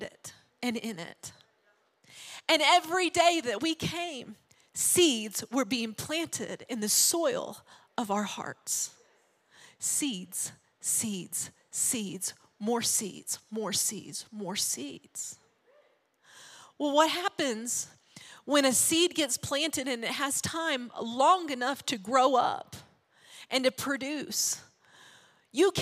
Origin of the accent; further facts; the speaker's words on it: Arkansas, United States; we grew up in Arkansas, small town, small church